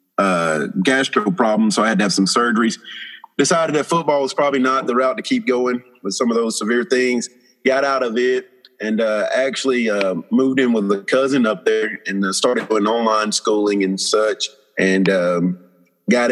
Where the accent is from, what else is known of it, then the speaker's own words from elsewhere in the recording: Opp, Alabama, United States; also born or lived in St. Louis, Missouri / Waynesville, Missouri; I'm originally from Op, Alabama